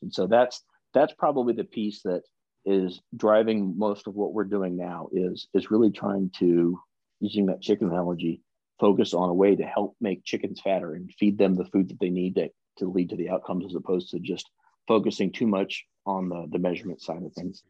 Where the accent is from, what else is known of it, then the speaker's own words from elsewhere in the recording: the South, United States; we're both from the South